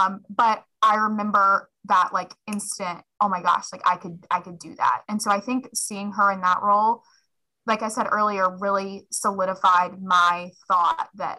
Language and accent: English; Manteo, North Carolina, United States; moved away as an adult; also born or lived in Chapel Hill, North Carolina / Boone, North Carolina / Blacksburg, Virginia; So I'm from the Outer Banks in North Carolina. Okay. I went to Manio High School. Manio Elementary.